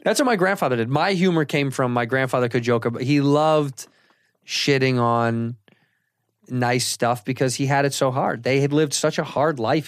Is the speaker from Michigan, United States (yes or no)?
no; Chicago, Illinois, United States; in the city until I was, uh, nine, and then we moved to the western suburbs